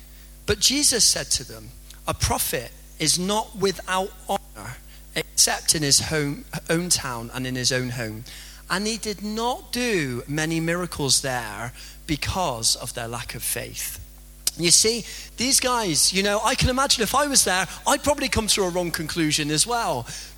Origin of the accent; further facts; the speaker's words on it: Bristol, South West England, United Kingdom; accent: strong Bristolian; now in Salford, United Kingdom; I've got a really strong Bristolian accent. I kind of forget. But if you spend any sort of time with me, pretty soon you'll realise that I'm not a native Salfordian. You see, I'm from a place in the country called Bristol